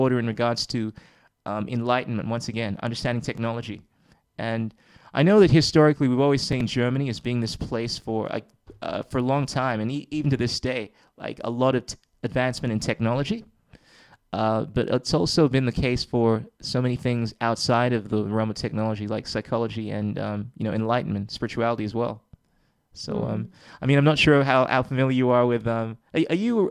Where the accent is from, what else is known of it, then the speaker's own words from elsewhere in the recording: Ghana; I come from Ghana, West Africa